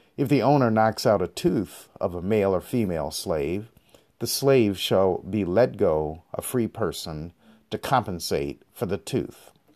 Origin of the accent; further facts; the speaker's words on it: United States; also born or lived in Detroit; I come from the African American community in America